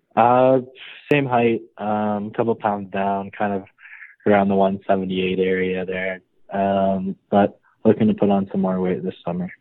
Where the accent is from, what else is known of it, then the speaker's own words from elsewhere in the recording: Nobleton, Ontario, Canada; hometown's Nobleton, Ontario for me. Um, grew up there my whole life pretty much